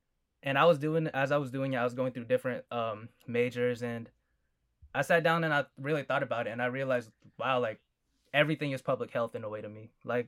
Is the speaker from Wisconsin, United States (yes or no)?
no; Fresno, California, United States; I'm from Fresno, California. Like I said, I'm a full Filipino. Parents came from the Philippines. Over here, I'm the firstborn in the U.S.